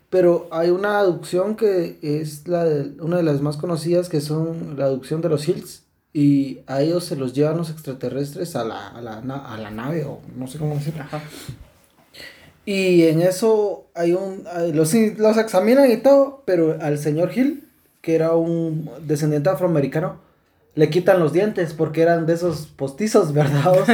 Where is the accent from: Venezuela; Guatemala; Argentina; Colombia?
Guatemala; yo soy guatemalteco